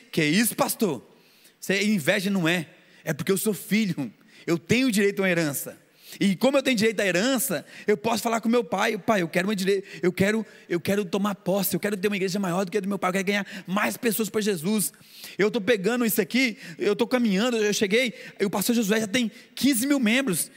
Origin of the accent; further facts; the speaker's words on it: Goiânia, Goiás, Brazil; now in Rio de Janeiro, Brazil; que eu sou de Goiânia eu estou no Rio de Janeiro, mas eu sou lá, eu sou, nasci em Goiânia